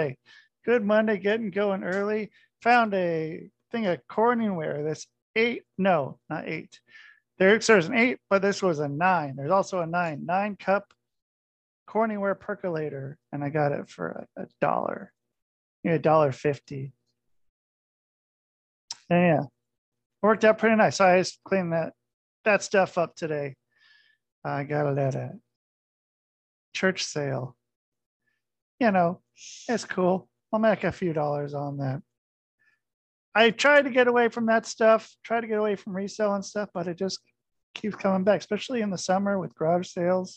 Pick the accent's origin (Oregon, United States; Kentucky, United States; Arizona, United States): Oregon, United States; I'm from Oregon